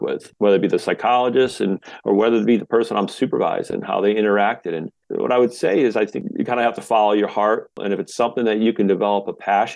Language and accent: English; Washington, Connecticut, United States; grew up youngest of seven kids in a small town, small area here